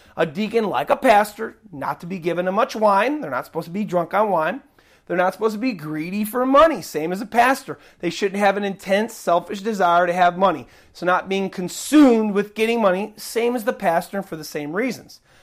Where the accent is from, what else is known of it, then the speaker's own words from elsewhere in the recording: United States; I'm an American, and this is what I see here in my country